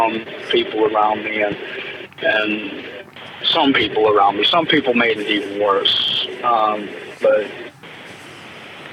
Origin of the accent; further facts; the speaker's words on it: Pittsburgh, Pennsylvania, United States; I'm back from my hometown of Pittsburgh.